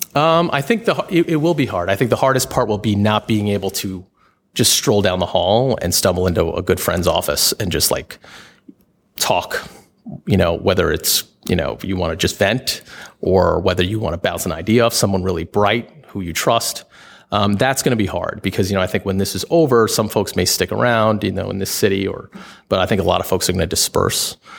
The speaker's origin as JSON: {"language": "English", "region": "New York", "country": "United States", "moved": "yes", "lives_now": "Washington, D.C., United States", "said": "I am from New York"}